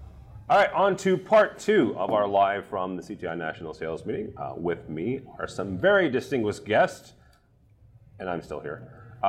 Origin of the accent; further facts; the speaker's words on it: St. Louis, Missouri, United States; It's in our home, it's in St. Louis, my hometown.